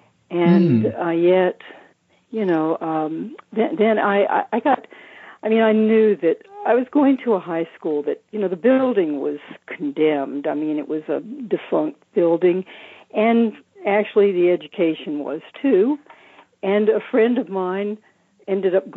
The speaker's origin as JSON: {"language": "English", "town": "Charlotte", "region": "North Carolina", "country": "United States", "tie": "born or raised there", "also_born_or_lived": "San Francisco Bay Area / Hawaii Island", "moved": "yes", "lives_now": "Maui, United States", "said": "I was born in Charlotte, North Carolina"}